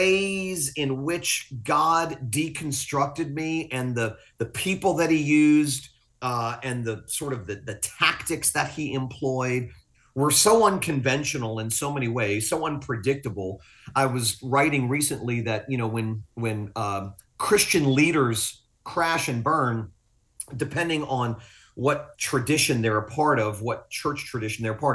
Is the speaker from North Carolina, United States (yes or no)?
no; Fort Lauderdale, Florida, United States; also born or lived in Willis, Texas; I'm from South Florida. Fort Lauderdale's my home.